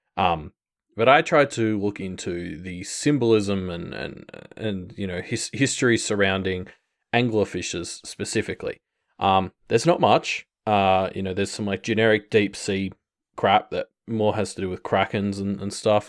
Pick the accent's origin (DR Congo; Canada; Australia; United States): Australia; as an Australian